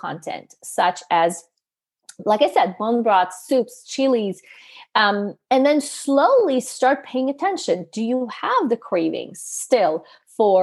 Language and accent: English; Canada; I come from Canada